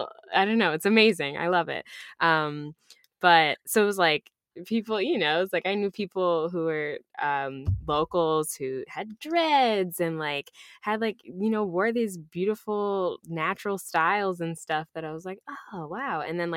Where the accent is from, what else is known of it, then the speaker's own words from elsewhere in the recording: Rochester, New York, United States; also born or lived in Ithaca, New York; I grew up in Rochester, New York. So upstate New York.